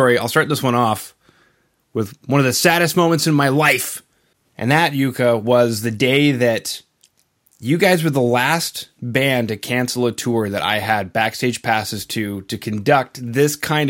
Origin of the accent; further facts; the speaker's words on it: Canada; being Canadian